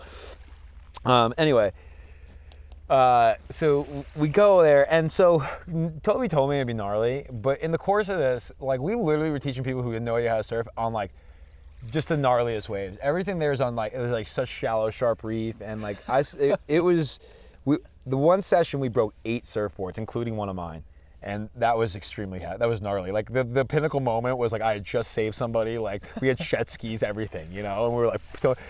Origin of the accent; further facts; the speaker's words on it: Long Island, New York, United States; I'm from Long Island